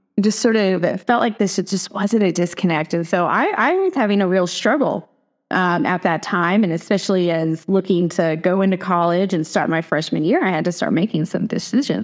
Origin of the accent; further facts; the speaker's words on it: East Tennessee, United States; also born or lived in Atlanta, Georgia; now in Washington, United States; I grew up in East Tennessee, grew up in the foothills of the Great Smoky Mountains